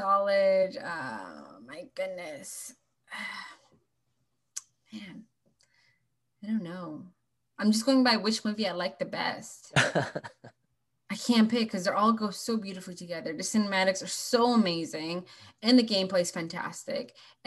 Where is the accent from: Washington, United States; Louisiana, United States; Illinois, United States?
Washington, United States; I'm from Washington State. That's why I picked 360.